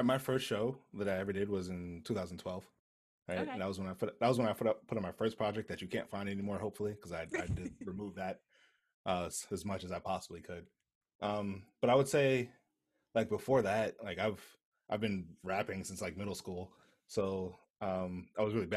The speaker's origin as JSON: {"language": "English", "town": "New York City", "region": "New York", "country": "United States", "said": "I'm from Brooklyn"}